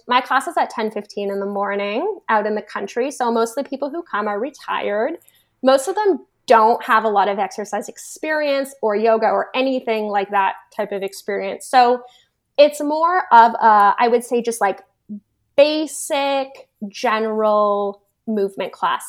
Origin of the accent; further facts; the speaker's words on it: Toronto, Ontario, Canada; moved away as an adult; I grew up in Toronto, which is a huge city in Canada.